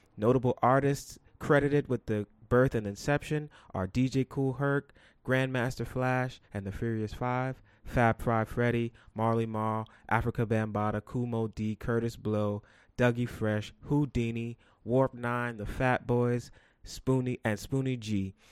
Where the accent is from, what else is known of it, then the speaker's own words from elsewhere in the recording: New York City, New York, United States; I'm from New York." And they say, "What part of New York?" And I say, "The Bronx."